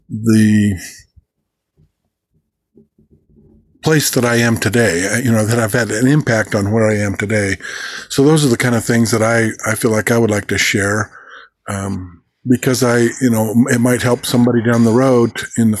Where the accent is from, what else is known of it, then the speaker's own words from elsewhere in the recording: Oregon, United States; also born or lived in Roseburg, Oregon / Tokay Falls Ranger Station, Oregon / Corvallis, Oregon / Bend, Oregon; I was born on July the 16th, 1957, in Roseburg, Oregon